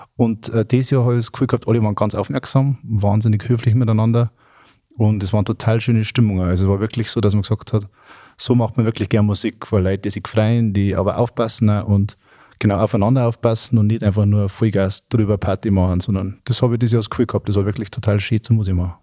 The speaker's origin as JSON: {"language": "German", "country": "Germany", "said": "bei uns in Deutschland"}